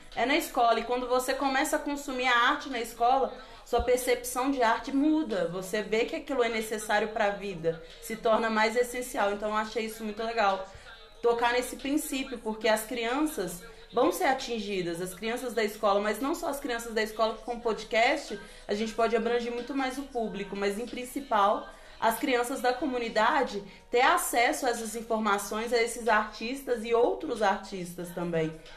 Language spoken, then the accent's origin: Portuguese; Belo Horizonte, Minas Gerais, Brazil; Eu nasci em Belo Horizonte, mas tem anos e anos que eu moro ali, naquela região da Noroeste, Confisco, São Mateus